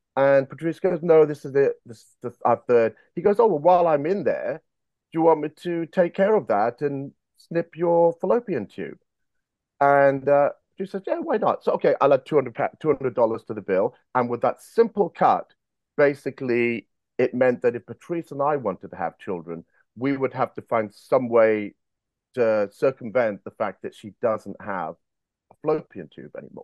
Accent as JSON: {"language": "English", "country": "United Kingdom", "tie": "born or raised there", "also_born_or_lived": "South Africa / Monmouth, Wales / San Diego, United States", "said": "born in South Africa, but raised in the United Kingdom. I came here when I was three years of age"}